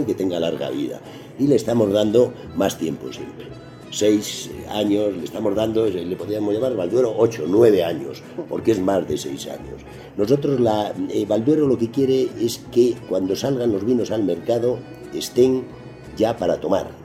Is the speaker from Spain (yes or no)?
yes; Spain; Yo vengo de España